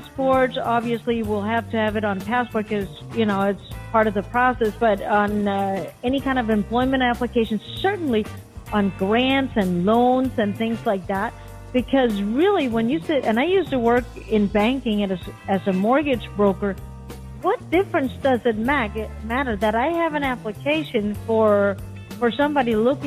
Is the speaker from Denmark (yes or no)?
yes; Denmark; moved away as an adult; now in Miami, United States; I grew up in Denmark